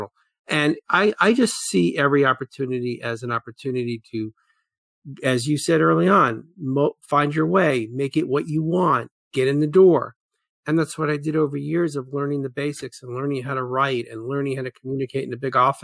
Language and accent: English; New York City, New York, United States; I grew up in Brooklyn, New York